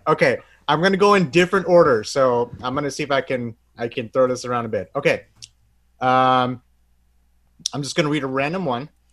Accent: Bangladesh; I'm from Bangladesh

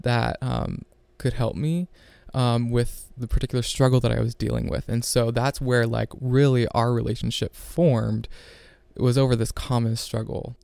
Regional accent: Ohio, United States; I'm from Ohio. Uh, grew up on a farm

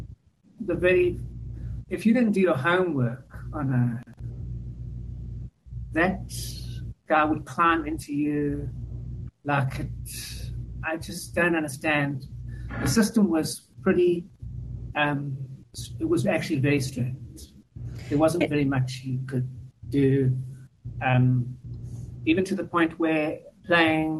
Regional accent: South Africa; moved away; I come from South Africa, and when I went to school in the mid-80s

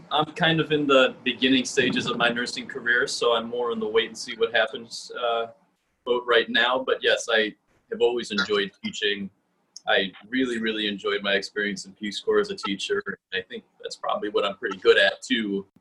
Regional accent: Oak Park, Illinois, United States; I was raised in Oak Park

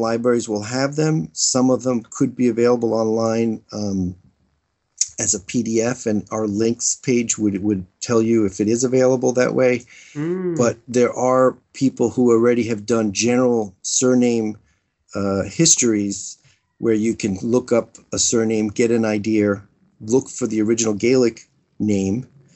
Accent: United States; growing up in America

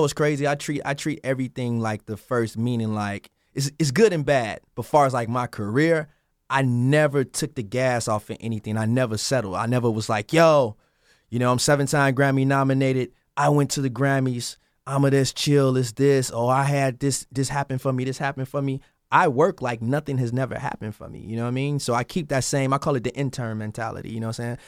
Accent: Chicago, Illinois, United States; I'm from Chicago, so I was in Chicago, in the basement, trying to make it.

